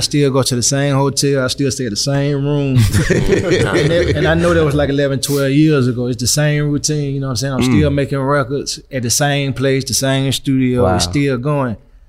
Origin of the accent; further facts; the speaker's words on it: Alabama, United States; moved away; also born or lived in Atlanta; Going from Atlanta back to my hometown. This 03? Those were my three. No, from Atlanta to Alabama, where my granddaddy stayed in 1017.